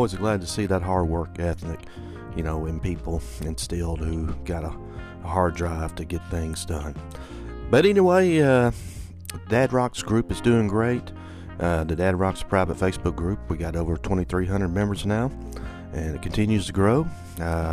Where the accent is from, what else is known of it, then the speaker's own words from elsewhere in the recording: the American South, United States; growing up in the American South